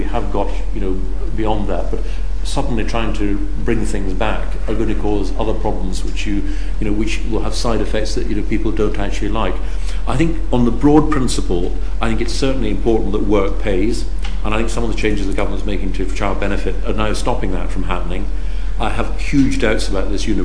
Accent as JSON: {"language": "English", "region": "Scotland", "country": "United Kingdom", "said": "Now, you know, I'm Scottish. I live in Scotland."}